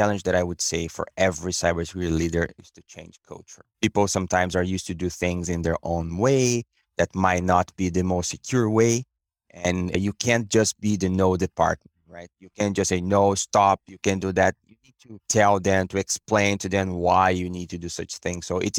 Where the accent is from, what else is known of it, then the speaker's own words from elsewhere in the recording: Brazil; English is a second language; moved away as an adult; now in Canada; Most of my career was in consulting companies back in Brazil, my hometown, and I came to Canada in 2018